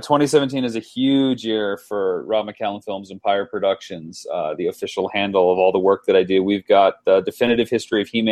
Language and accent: English; London, Ontario, Canada; my hometown of London, Ontario, Canada